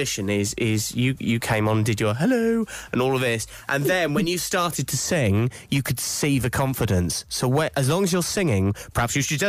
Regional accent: Cornwall, South West England, United Kingdom

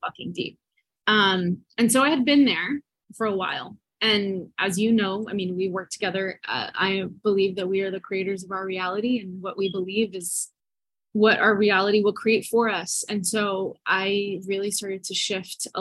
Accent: New Jersey, United States; now in Miami, United States; I'm from New Jersey, but I'm currently stationed in Miami.

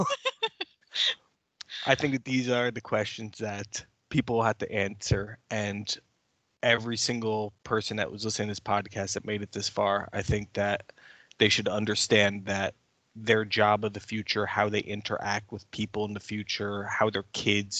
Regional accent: United States; I'm an American

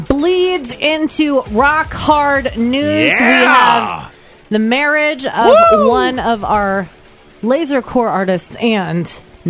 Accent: East Coast, United States; moved away; I'm from the East Coast originally.

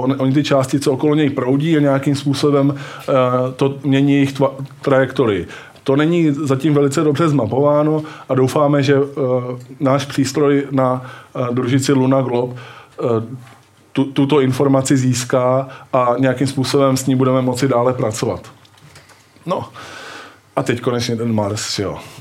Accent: Brno, South Moravian Region, Czechia; Já jsem z Brna

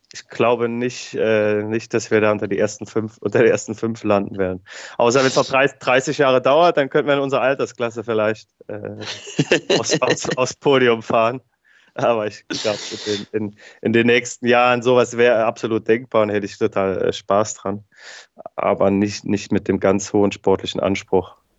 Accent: Gerolstein, Rhineland-Palatinate, Germany; weil ich ja als gebürtiger Gerolsteiner viel im Regen trainiert habe als Jugendlicher

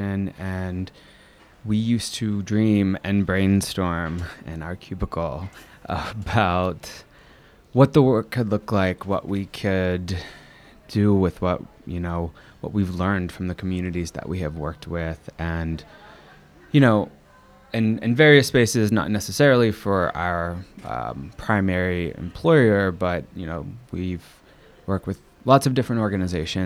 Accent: Southern Virginia, United States; moved away; also born or lived in North Carolina / Portsmouth, Virginia / New York; I hail from Southern Virginia, spent my childhood between North Carolina and a place called Portsmouth in Virginia

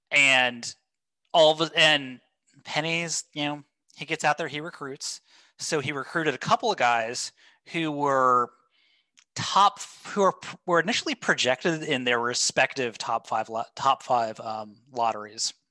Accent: Memphis, Tennessee, United States; I grew up in Memphis.

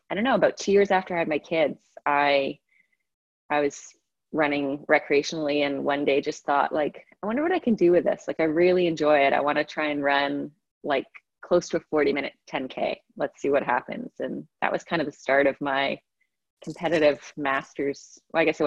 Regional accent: Canada; also born or lived in England; I was born in England, lived there till I was 8. And we moved over to Canada when I was 8 years old.

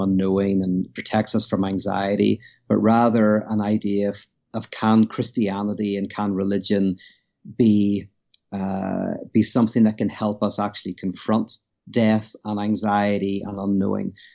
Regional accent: Belfast, Northern Ireland, United Kingdom; moved away as an adult; now in United States; I'm from Belfast, Northern Ireland. Uh, currently live in America.

